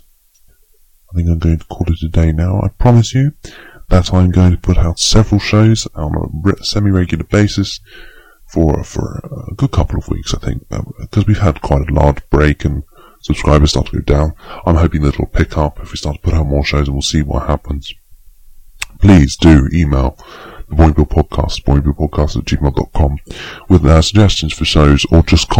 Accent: United Kingdom

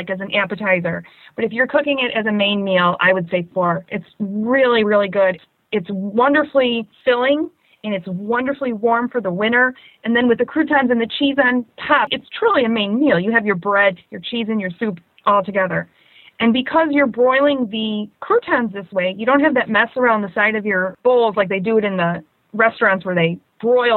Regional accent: Chicago, Illinois, United States; I'm from Chicago, Illinois

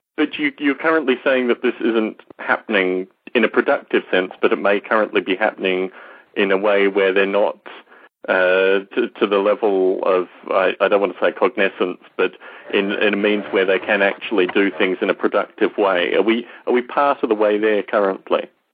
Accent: Australia; growing up in Australia

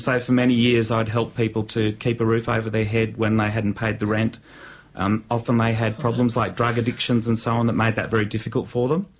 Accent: Canberra, Australian Capital Territory, Australia; I grew up in Canberra

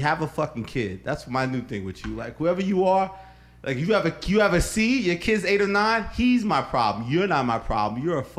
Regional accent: New York, United States; January 14, 1971. I was born at fucking Elmhurst Hospital in Queens. I was born about 3:30 in the fucking morning.

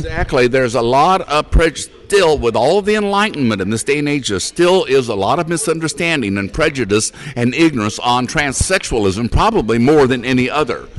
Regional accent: Portland, Oregon, United States; also born or lived in California; I was born and raised here in Portland, Oregon

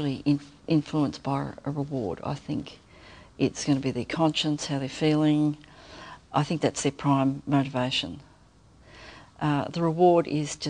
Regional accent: Melbourne, Victoria, Australia; now in Tasmania, Australia; I'm from Melbourne

